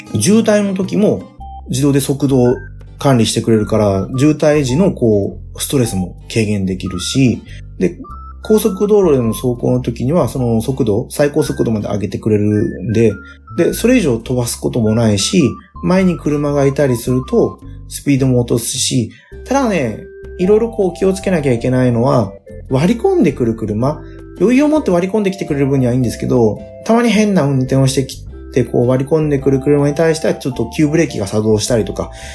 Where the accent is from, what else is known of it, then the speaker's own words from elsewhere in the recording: Nagasaki, Japan; うちの地元長崎ですけど。